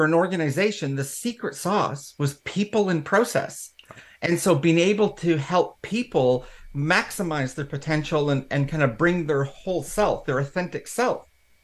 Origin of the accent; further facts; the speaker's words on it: Canada; accent: Canadian; moved away as an adult; now in United Kingdom; in Canada, hence the accent. I am British born, but not raised in the UK, but I have come home to the UK